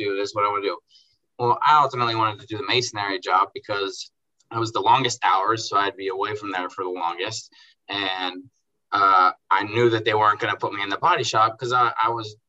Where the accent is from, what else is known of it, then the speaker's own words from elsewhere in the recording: Baltimore, Maryland, United States; I grew up in Baltimore